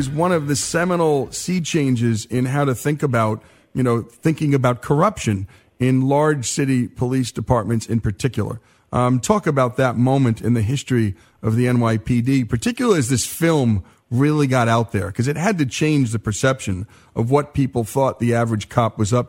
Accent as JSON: {"language": "English", "region": "Northern New Jersey", "country": "United States", "tie": "born or raised there", "said": "I grew up in Northern Jersey"}